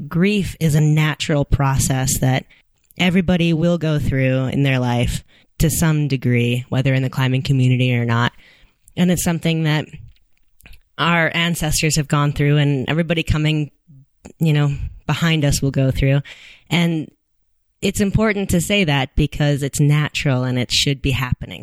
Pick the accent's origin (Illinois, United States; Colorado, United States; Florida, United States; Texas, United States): Colorado, United States; Boulder; I have been climbing since I was nine, um, growing up in Boulder.